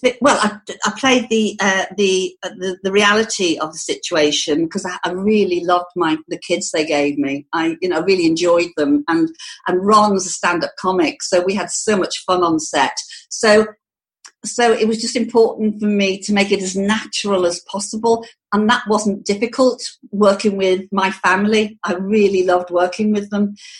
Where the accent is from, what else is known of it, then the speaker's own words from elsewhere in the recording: the Wirral, Merseyside, North West England, United Kingdom; I actually come from the Wirral. If I told somebody I came from Liverpool, oh, I say Merseyside because it's easier